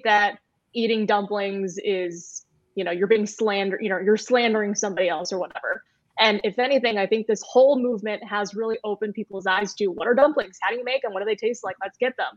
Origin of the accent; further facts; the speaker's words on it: Indiana, United States; moved away as an adult; also born or lived in Boston / Los Angeles; now in Wisconsin, United States; I grew up in the Midwest